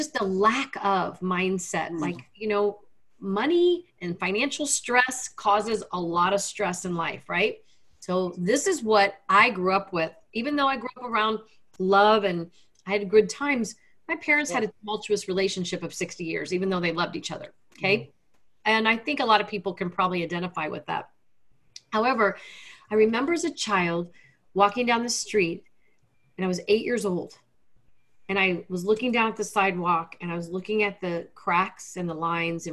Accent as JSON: {"language": "English", "town": "Lexington", "region": "Kentucky", "country": "United States", "tie": "born or raised there", "also_born_or_lived": "Washington, D.C.", "said": "I grew up in Lexington, Kentucky, youngest of five kids."}